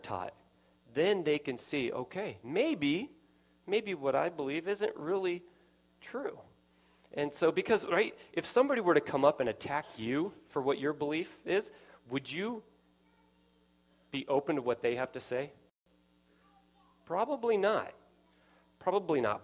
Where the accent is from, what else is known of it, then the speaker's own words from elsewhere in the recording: Nevada, United States; I grew up in Nevada.